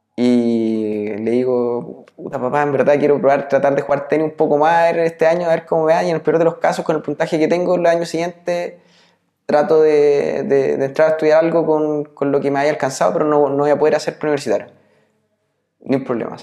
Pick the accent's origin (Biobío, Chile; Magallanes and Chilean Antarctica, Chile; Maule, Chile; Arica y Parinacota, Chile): Biobío, Chile; Nacimiento; moved away; also born or lived in Santiago / Concepción / Los Ángeles; todo el resto de, mi infancia lo hice en, en, Nacimiento